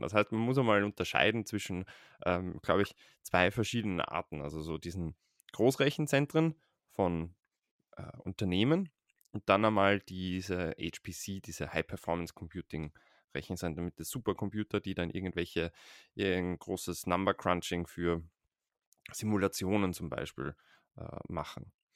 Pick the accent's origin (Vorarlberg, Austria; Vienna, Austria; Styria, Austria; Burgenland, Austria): Vienna, Austria; Ich bin in, lebe in Wien und bin aus Wien